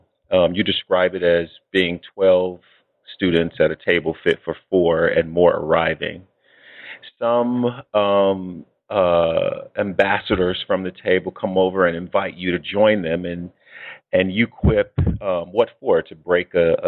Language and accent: English; Chicago, Illinois, United States; moved away; also born or lived in Iowa City, Iowa; And I, too, am from Chicago. I'm from the west side.